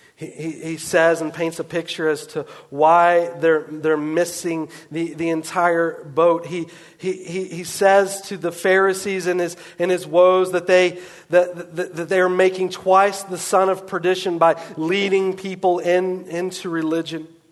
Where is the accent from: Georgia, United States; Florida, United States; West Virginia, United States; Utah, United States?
West Virginia, United States; I grew up in West Virginia.